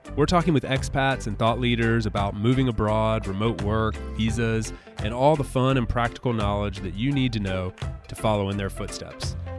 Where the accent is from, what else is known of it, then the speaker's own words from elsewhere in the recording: Southeast US, United States; I'm from the Southeast U S